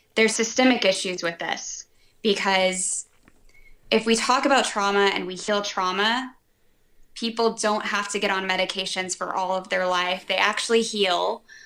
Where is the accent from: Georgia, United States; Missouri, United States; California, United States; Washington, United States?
Georgia, United States; Atlanta; I grew up in Atlanta